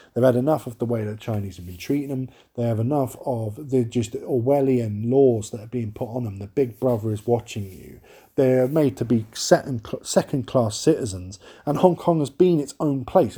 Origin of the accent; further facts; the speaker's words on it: London, United Kingdom; I am from London